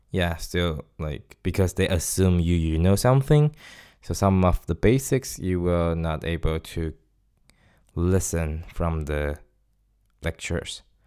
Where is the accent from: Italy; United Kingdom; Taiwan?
Taiwan; first language Chinese; English is a second language; moved away as an adult; now in Stockholm, Sweden; I'm from Taiwan